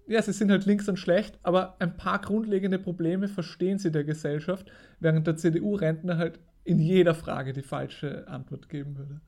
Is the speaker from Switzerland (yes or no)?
no; Austria; bei uns in Österreich